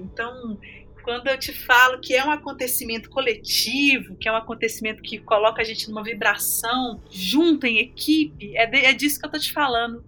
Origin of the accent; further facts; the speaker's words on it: northern Minas Gerais, Brazil; norte de Minas é porque cresci lá, isso faz parte de mim